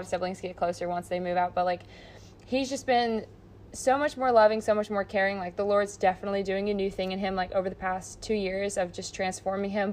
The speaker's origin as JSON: {"language": "English", "country": "United States", "said": "I'm so American"}